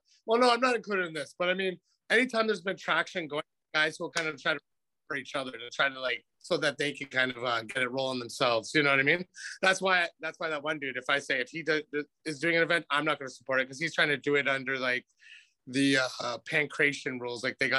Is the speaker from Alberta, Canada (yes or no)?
yes; Calgary, Alberta, Canada; moved away; I was from Calgary. I moved here kind of right after all that.